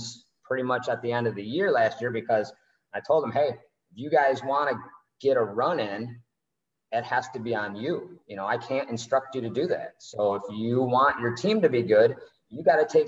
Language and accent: English; Northville, Michigan, United States; now in Tampa, United States; I'm from Northville, Michigan